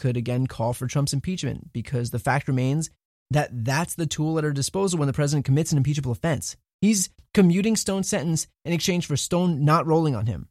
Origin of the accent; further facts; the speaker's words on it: New Jersey, United States; moved away; I grew up in New Jersey, and you're the senator for my family who still lives there